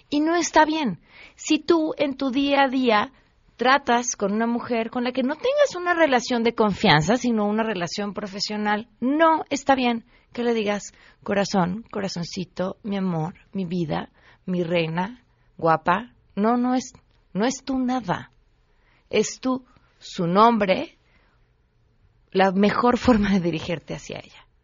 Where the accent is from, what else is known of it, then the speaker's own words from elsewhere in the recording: Mexico; material que tendremos que, ir como mexicanos, que digerir por los próximos 40 años.